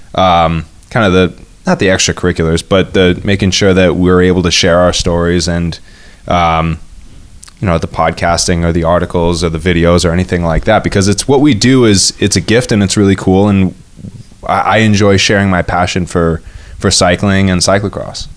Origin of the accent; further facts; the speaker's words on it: Duanesburg, New York, United States; moved away as an adult; also born or lived in north of Boston; now in Boston area, United States; I grew up in Duanesburg, New York. It's a very, uh, it, it's more rural, upstate New York.